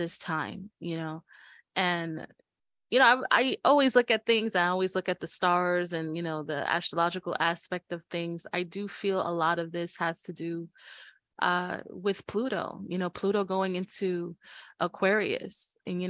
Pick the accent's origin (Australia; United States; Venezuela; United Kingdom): United States; New York; We're from New York